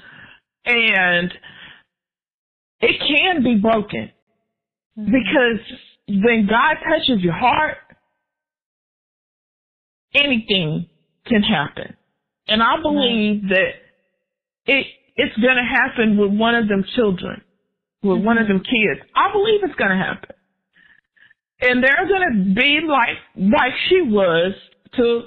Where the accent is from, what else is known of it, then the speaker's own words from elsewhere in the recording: Texas, United States; moved away as an adult; also born or lived in Oklahoma; I'm from Texas